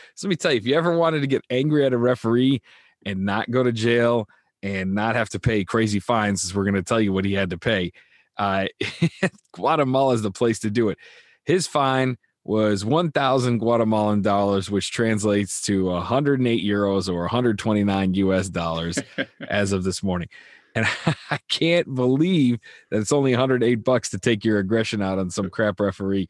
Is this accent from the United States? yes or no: yes; United States; I'm an American